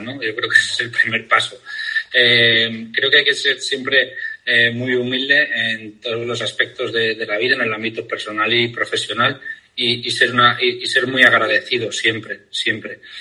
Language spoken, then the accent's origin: Spanish; Pamplona, Navarre, Spain; moved away as an adult; soy de Pamplona